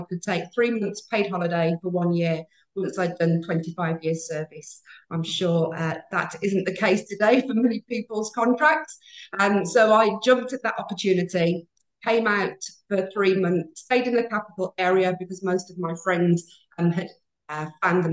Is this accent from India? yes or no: no; United Kingdom; moved away as an adult; now in Maldives; I do originate from the UK, and I spent almost 30 years in retail in the UK.